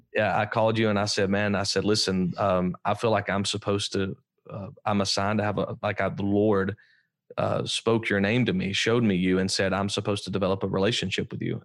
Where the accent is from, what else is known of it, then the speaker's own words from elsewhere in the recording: Alabama, United States; I grew up in Alabama, so I'm obviously an Alabama fan